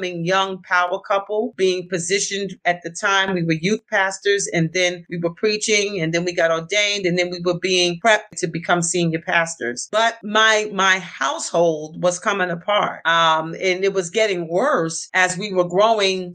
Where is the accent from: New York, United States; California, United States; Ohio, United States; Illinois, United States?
New York, United States; New York City; also born or lived in Westchester County, New York / Freeport, Long Island; I was born and raised in the Bronx.